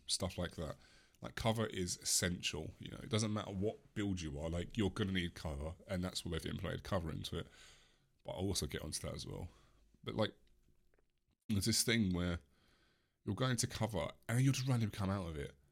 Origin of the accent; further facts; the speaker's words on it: England, United Kingdom; I am English.